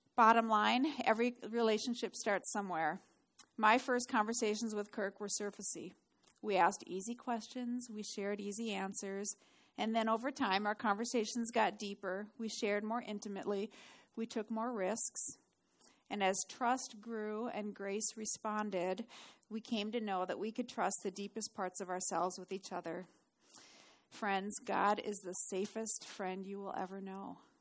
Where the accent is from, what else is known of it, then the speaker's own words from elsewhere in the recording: Duluth, Minnesota, United States; moved away; I grew up in Duluth